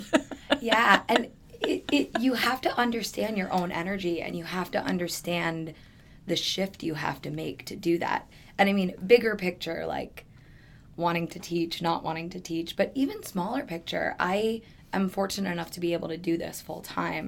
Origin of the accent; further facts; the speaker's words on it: New York, United States; moved away as an adult; now in Phoenix, United States; I'm originally from New York. I moved out to Phoenix almost 10 years ago now